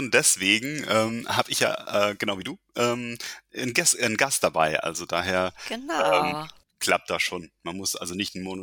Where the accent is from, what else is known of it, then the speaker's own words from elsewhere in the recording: Landstuhl, Rhineland-Palatinate, Germany; born there; eigentlich, äh, ich bin ähm, hier in Deutschland geboren, äh, um genau zu sein, in Landstuhl.